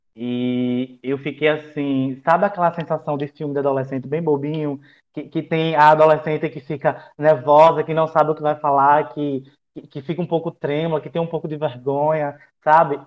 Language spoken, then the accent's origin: Portuguese; Alhandra, Paraíba, Brazil; moved away; Venho de Alhandra, cidade da Jurema